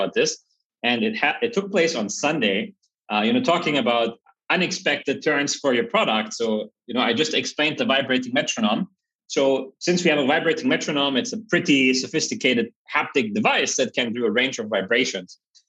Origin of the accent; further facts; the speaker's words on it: Germany; also born or lived in Berlin; I grew up in Germany in a very small village with 600 people